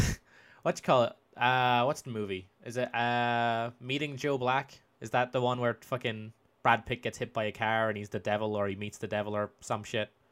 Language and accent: English; Spain; moved away; I grew up in Spain